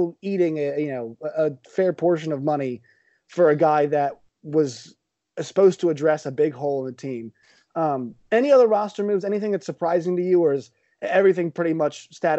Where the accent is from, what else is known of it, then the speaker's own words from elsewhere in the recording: Richmond, Virginia, United States; I'm from Richmond